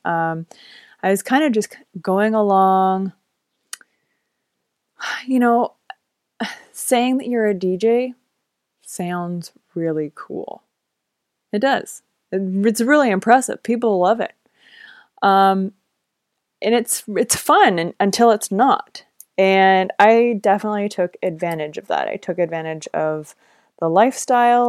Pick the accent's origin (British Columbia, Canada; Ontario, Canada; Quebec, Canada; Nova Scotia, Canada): British Columbia, Canada; Vancouver; moved away as an adult; also born or lived in Los Angeles; I am from Vancouver, Canada, so being a Canadian